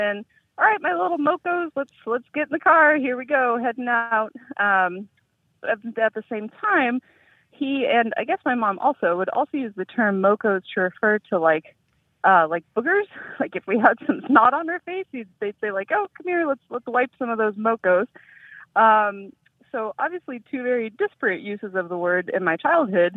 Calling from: Vista, California, United States; I'm calling from Vista, California, North County, San Diego

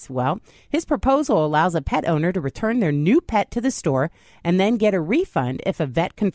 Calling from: California, United States; From California.

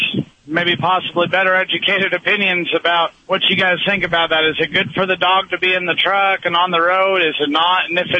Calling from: New Mexico, United States; Calling from New Mexico.

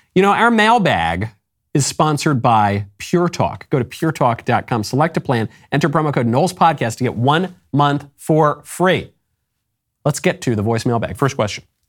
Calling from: Puerto Rico; I'm calling from Puerto Rico

